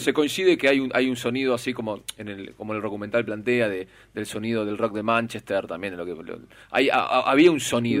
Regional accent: El Palomar, Buenos Aires Province, Argentina; soy de Palomar yo

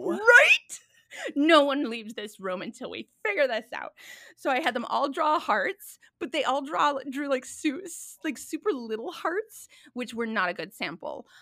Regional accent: Minnesota, United States; moved away; also born or lived in New York City; I'm from Minnesota originally

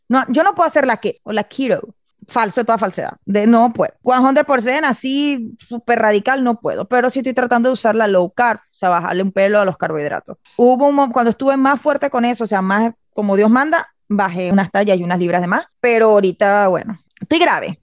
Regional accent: Venezuela; yo soy venezolana

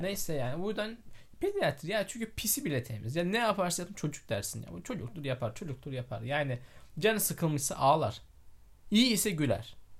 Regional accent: Osmaniye, Turkey

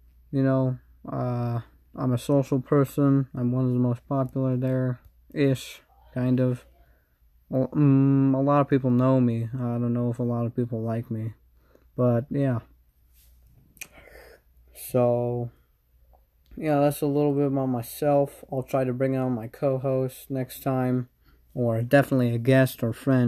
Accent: United States; I'm American

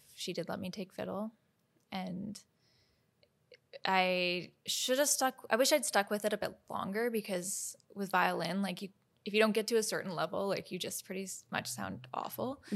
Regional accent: Victoria, British Columbia, Canada; also born or lived in Nelson, BC / Nashville, Tennessee / Boston; now in Vancouver, Canada; we moved from Nelson, BC to Victoria and I started taking lessons from like a very incredible teacher, Jen

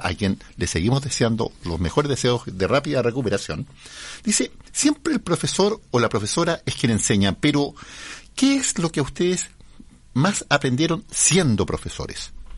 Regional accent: Chile; yo viví, me crié en las Aguas Negras, en la Villa de los Cisnes

